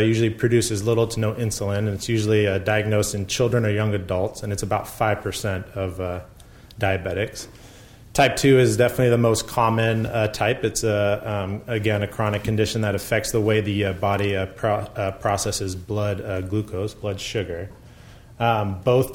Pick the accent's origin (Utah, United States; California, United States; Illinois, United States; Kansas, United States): California, United States; Bay Area; I grew up in the Bay Area